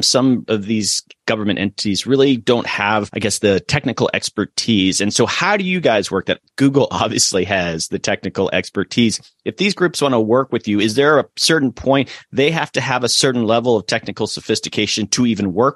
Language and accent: English; Florida, United States; I'm originally from Florida